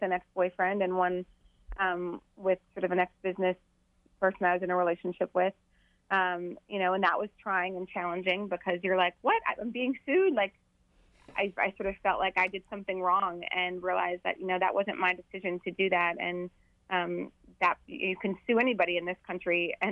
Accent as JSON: {"language": "English", "town": "Bismarck", "region": "North Dakota", "country": "United States", "tie": "born or raised there", "moved": "yes", "lives_now": "Washington, D.C., United States", "said": "North Dakota within the next 2 weeks, which is my hometown in Bismarck"}